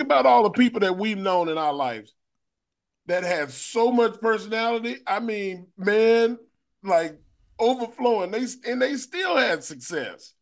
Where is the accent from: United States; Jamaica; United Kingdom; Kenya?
United States; Austin, Texas; we in Austin, Texas, and we you know I'm in my hometown